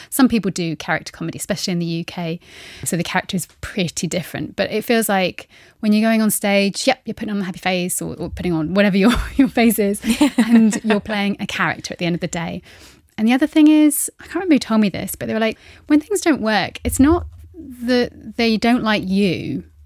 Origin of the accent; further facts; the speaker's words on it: United Kingdom; now in Luxembourg; I'm being a British woman, I, I am now half Luxembourgish.